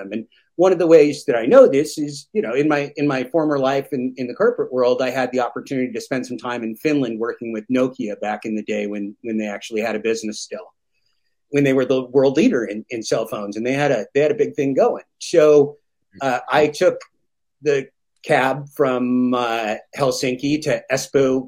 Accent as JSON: {"language": "English", "area": "the Northwest of the United States, Portland and Washington", "region": "Pacific Northwest", "country": "United States", "said": "I come from the Northwest of the United States, Portland and Washington"}